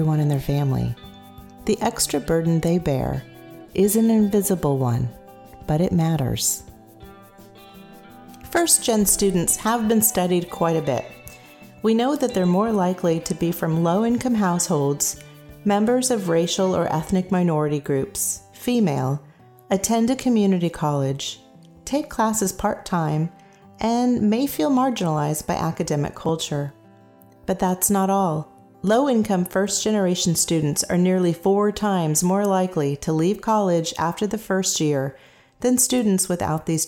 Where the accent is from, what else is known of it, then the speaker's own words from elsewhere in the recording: San Jose, California, United States; I was raised in San Jose, California, in a middle-class family